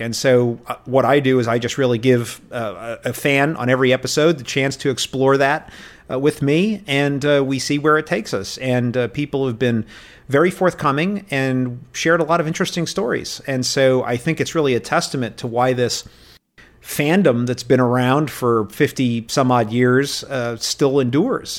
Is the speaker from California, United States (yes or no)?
no; New York City, New York, United States; I grew up in New York, uh, City, and I grew up watching, uh, Star Trek every night.